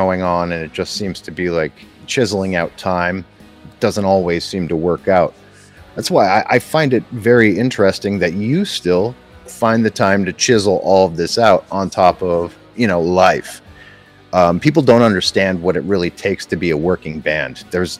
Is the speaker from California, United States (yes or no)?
no; Scranton, Pennsylvania, United States; I'm from the Scranton area, Scranton, Pennsylvania.